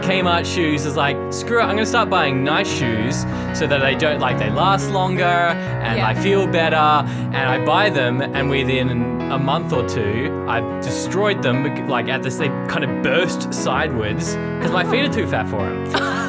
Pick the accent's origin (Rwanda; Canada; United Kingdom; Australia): Australia; Perth, Western Australia; now in Melbourne, Australia; I came from Perth where it was dry most of the year.